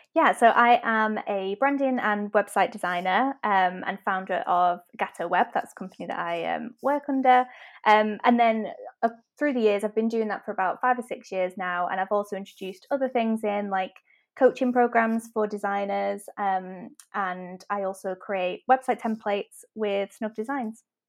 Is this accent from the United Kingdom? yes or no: yes; Manchester, North West England, United Kingdom; I'm from Manchester, as I'm sure you can tell from my accent